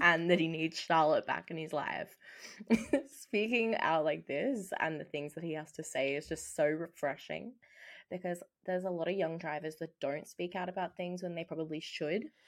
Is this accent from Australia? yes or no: yes; Australia; we are Australian.